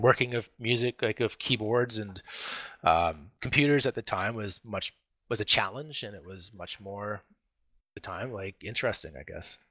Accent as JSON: {"language": "English", "town": "Vancouver", "region": "British Columbia", "country": "Canada", "tie": "born or raised there", "said": "I grew up in, in, um, Vancouver. I've been a Vancouver boy my whole life"}